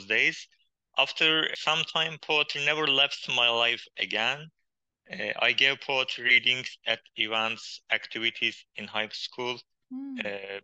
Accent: Hakkari, Hakkari Province, Turkey; first language Kurdish; English is a second language; moved away as an adult; also born or lived in Istanbul; My hometown, named Hakkari, is on the border

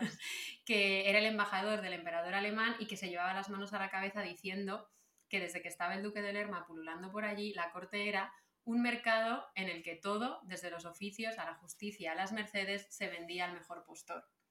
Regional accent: Salamanca, Castile and León, Spain; also born or lived in Canary Islands (family); yo nací en Salamanca

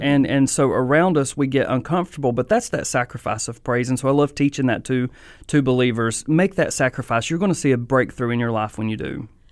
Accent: Mount Airy, North Carolina, United States; I'm from Mount Airy

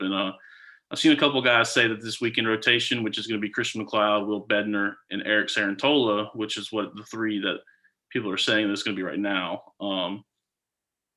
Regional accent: Brandon area, Mississippi, United States; I'm from the Brandon Star area down there

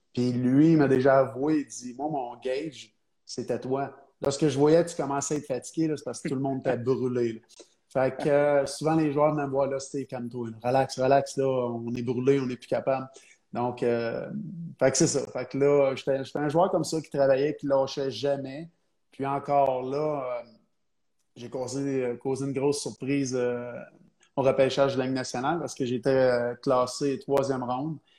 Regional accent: Trois-Rivières, Quebec, Canada; je viens de Trois-Rivières

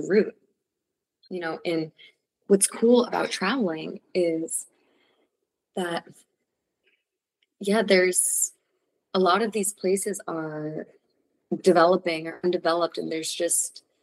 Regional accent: New York City, New York, United States; moved away as an adult; also born or lived in Costa Rica / Mexico; I grew up in New York City

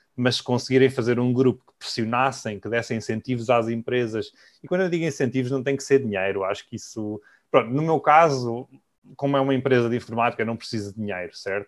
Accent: Coimbra, Centro, Portugal; moved away as an adult; also born or lived in London, United Kingdom; now in Thailand; Eu vivi em Coimbra, nasci em Coimbra, vivi em Coimbra até aos meus 20 anos.

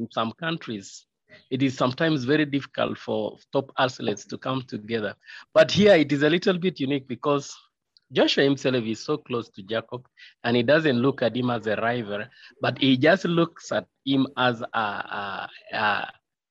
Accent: Kapchorwa, Eastern Region, Uganda; also born or lived in Ngenge, Kween District, Uganda; I was born in Genge in the low belt of Sebei. But since 1985, we migrated to Captura town

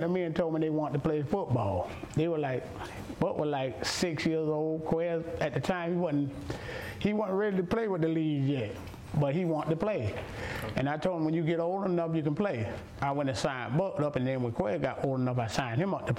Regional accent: Brunswick, Georgia, United States; also born or lived in Townsend, Georgia; I'm right here from Brunswick, but I was born in Townsend, Georgia. But I've been right here in Brunswick all my life.

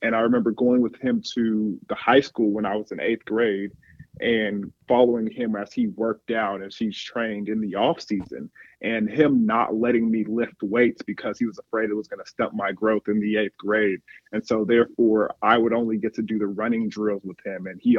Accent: Nigeria; my background is I'm Nigerian.

